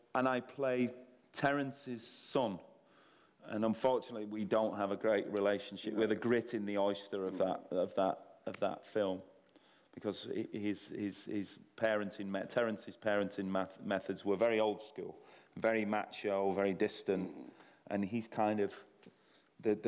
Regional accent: Salford, North West England, United Kingdom; I'm from Salford

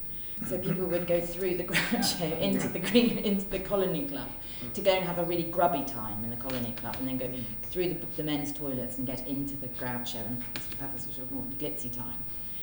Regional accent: Midlands, United Kingdom; I grew up in the Midlands

